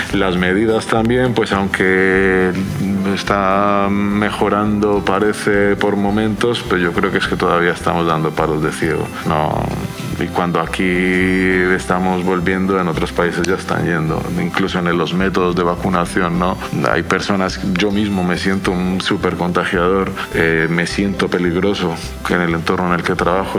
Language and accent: Spanish; Colombia; now in Donostia, Spain; mis padres eh, viven en Cali, en Colombia